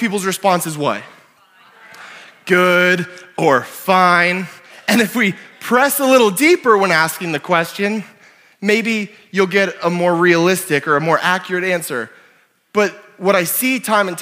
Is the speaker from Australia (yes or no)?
no; Canada; also born or lived in Ontario / New Brunswick / Oklahoma / South Dakota; now in Sioux Falls, United States; I'm Canadian